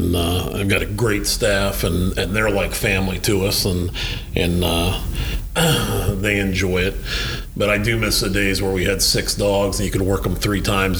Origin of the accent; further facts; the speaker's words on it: Sharpsville, Pennsylvania, United States; also born or lived in South Florida; now in Pennsylvania, United States; I'm from Sharpsville, Pennsylvania. Okay. Yeah, that little town north of Pittsburgh.